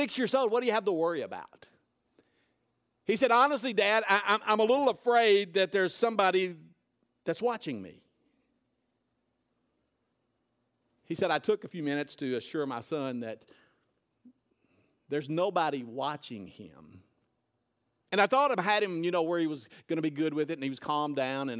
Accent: Nashville, Tennessee, United States; now in Lebanon, United States; I went to Whitsitt Elementary School, which is in Woodbine in Nashville. moved up here when I was in junior high

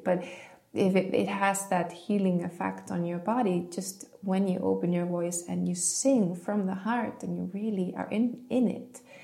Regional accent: Iceland; growing up in Iceland

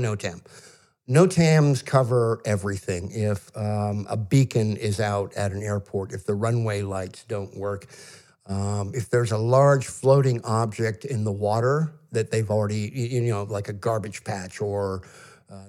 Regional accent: Ohio, United States; I'm from Ohio

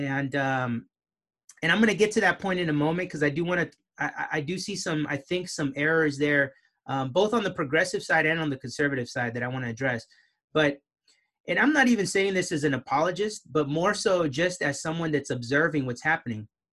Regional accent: Southern California, United States; moved away as an adult; now in Boston, United States; I am Mexican American, originally from Southern California

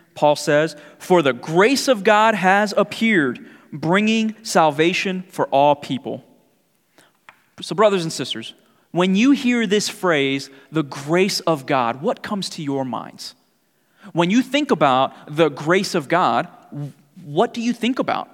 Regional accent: New York City, New York, United States; moved away; growing up in New York City

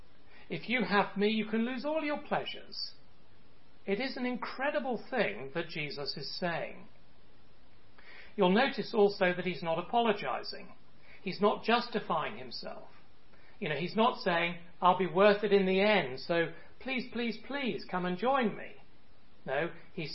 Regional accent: United Kingdom; moved away; my home country, the UK

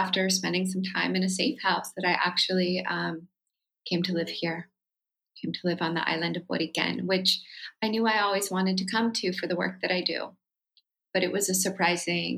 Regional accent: Santa Cruz, California, United States; also born or lived in Oakland, California / San Francisco, California / Berkeley, California; I was born and raised on ancestral Wuzwuz territory in what's now known as Santa Cruz, California.

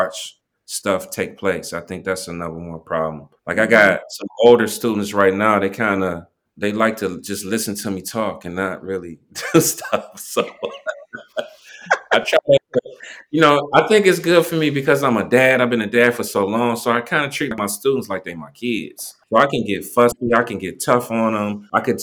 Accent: East Cleveland, Ohio, United States; I'm from East Cleveland.

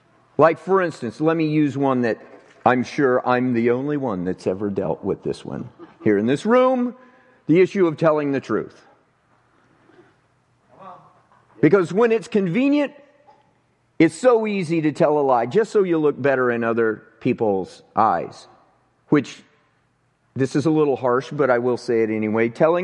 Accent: Avondale, United States; It was here in this town. And I grew up right here in Avondale.

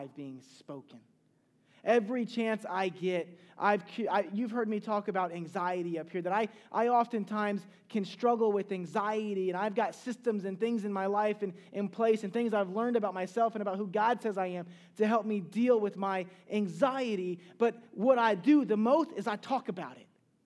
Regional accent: Charleston, South Carolina, United States; I'm from Charleston, South Carolina

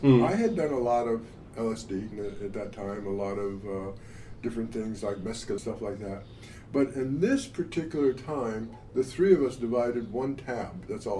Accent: Long Beach, California, United States; I moved into a Long Beach house. I'm originally from Long Beach. Okay. I wasn't born there, but originally from Long Beach.

